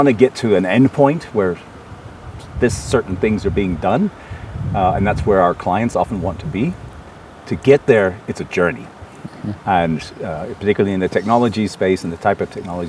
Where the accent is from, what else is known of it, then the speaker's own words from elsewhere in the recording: New Orleans, Louisiana, United States; in New Orleans, actually, in my hometown.